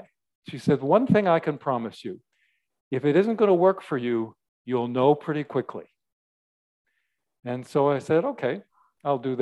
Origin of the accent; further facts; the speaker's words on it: Canada; moved away as an adult; also born or lived in Washington State; I'm Canadian, and my wife and I at that time had moved down from Canada, and we were in Washington State where her sister was